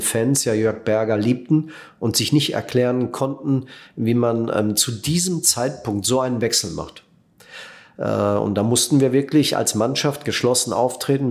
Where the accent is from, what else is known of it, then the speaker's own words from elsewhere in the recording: Netherlands; moved away; auch für uns neu als Holländer